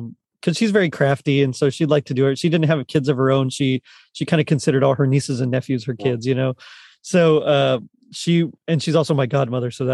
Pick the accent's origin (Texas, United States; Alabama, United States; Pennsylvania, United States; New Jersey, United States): Texas, United States; Rio Grande Valley, South; moved away; In South Texas in the Rio Grande Valley